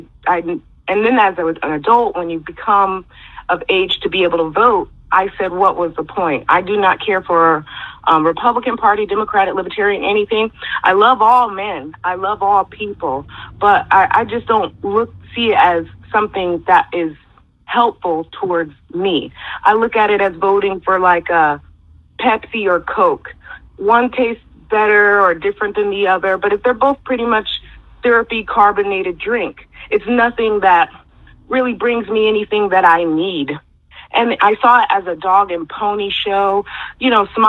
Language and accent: English; United States; I grew up in America